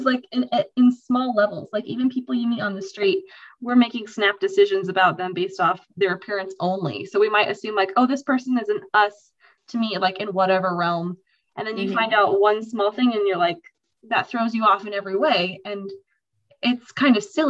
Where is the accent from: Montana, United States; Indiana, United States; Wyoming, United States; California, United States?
Wyoming, United States; Star Valley; I'm from Star Valley